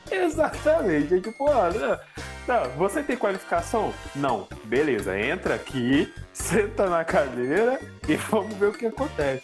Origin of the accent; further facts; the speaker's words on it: Brazil; eu sou brasileiro, amo assim, o meu país